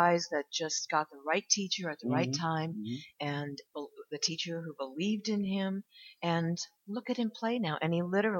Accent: New York, United States; But anyway, I came from New York.

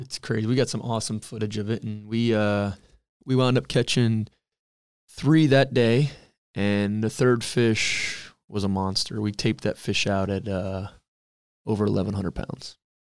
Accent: Cooper City, Florida, United States; Always grew up there

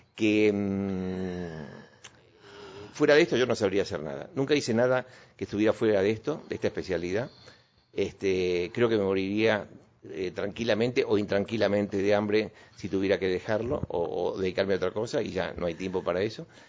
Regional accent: Buenos Aires, Argentina; also born or lived in Córdoba / Boulogne Sur Mer; Nací en Buenos Aires, nací en una eh, clínica, creo que por Palermo

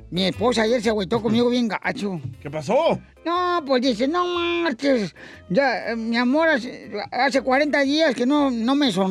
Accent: Sinaloa, Mexico; Yo soy de Wasabi, Sinaloa.

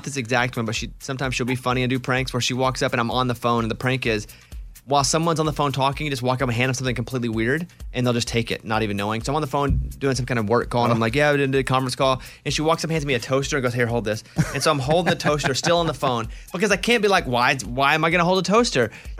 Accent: Arkansas, United States; When I think of growing up in Central Arkansas as a kid, it was just absolutely, it was mostly … and …, and that's pretty much it.

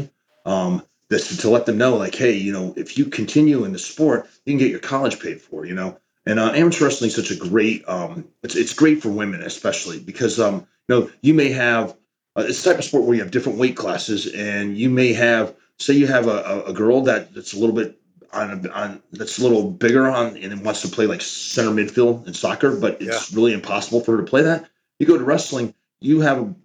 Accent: Oklahoma, United States; now in Allen, Texas, United States; Him and I grew up in Oklahoma

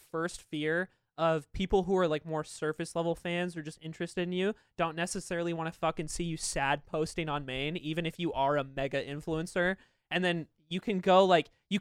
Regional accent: United States; I'm American

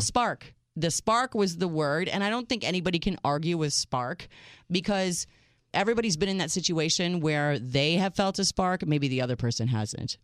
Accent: United States; as an American girl that doesn't speak French

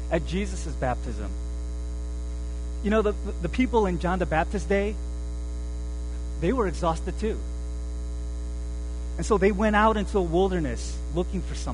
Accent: South Korea; moved away; I was born in Korea

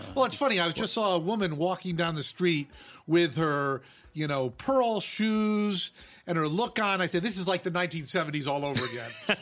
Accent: Fairfield, Connecticut, United States; moved away as an adult; also born or lived in Vermont / Utah; now in Los Angeles, United States; I grew up in Fairfield, Connecticut, which is fifty miles from New York City

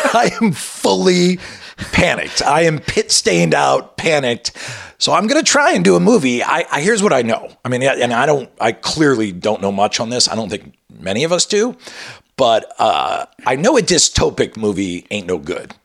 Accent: Colorado, United States; moved away; I was born in Colorado

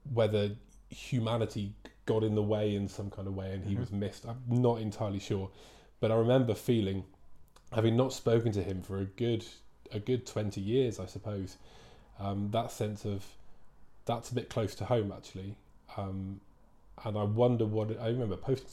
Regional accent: Plymouth, South West England, United Kingdom; now in Wellington; I come from Plymouth down in Devon.

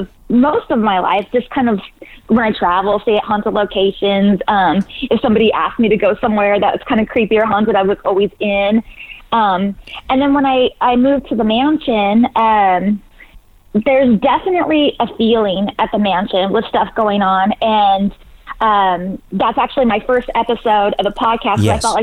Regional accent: California, United States; I grew up in Northern California.

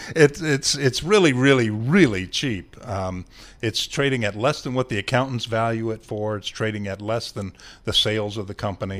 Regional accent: Ohio, United States; I'm from Ohio, and we have a lot of corn, and we have corn mazes

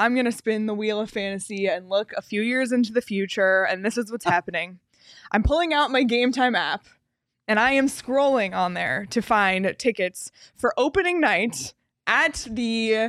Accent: Canada; As a Canadian, dream.

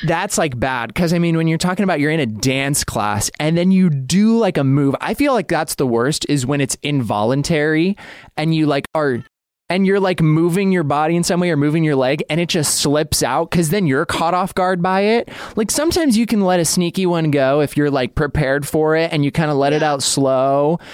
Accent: Idaho, United States; now in Los Angeles, United States; I grew up in Idaho

